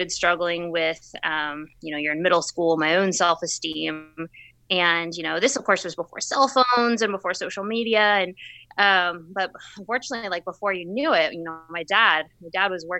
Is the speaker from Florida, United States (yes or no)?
no; Plano, Texas, United States; I'm originally from Plano, Texas, right outside the Dallas area.